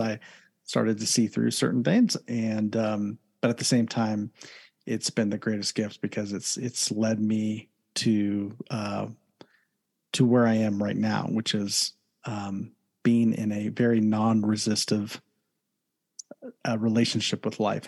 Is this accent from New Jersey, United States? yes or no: no; Columbus, Ohio, United States; now in Southern California, United States; originally from Ohio, born and raised in Columbus, Ohio